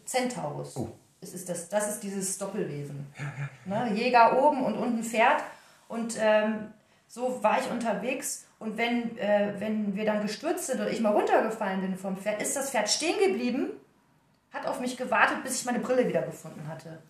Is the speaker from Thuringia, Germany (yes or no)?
no; Welver, North Rhine-Westphalia, Germany; also born or lived in Dortmund; ich bin ja da auf dem Land groß geworden. Ah. Also da äh, in Welva, das ist Soesterbörde, haben wir auf dem Bauernhof